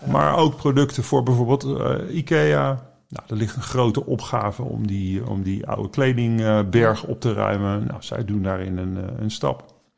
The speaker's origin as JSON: {"language": "Dutch", "town": "The Hague", "region": "South Holland", "country": "Netherlands", "tie": "born or raised there", "moved": "yes", "said": "Ik ben naar Den Haag gekomen, mijn geboortestad"}